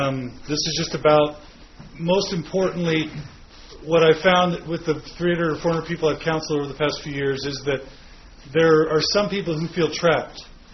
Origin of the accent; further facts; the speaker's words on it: Katy, Texas, United States; I was raised in Katy, Texas, which is a suburb outside of Houston.